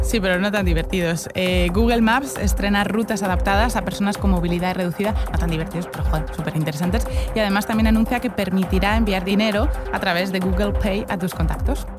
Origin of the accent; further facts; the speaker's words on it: Spain; En España, como tenemos el, inglés regulero